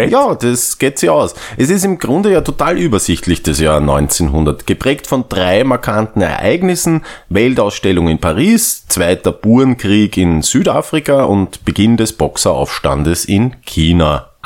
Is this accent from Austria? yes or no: yes; Austria; Also bei uns in Österreich? Ja, wir waren, wir waren ein Kaiserreich.